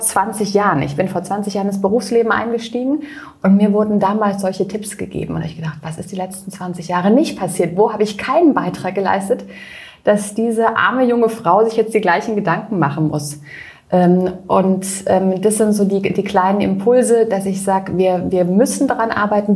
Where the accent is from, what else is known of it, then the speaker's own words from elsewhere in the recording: near Freiburg, Baden-Württemberg, Germany; in Freiburg, das ist bei mir in der Nähe, mhm. äh, wo ich herkomme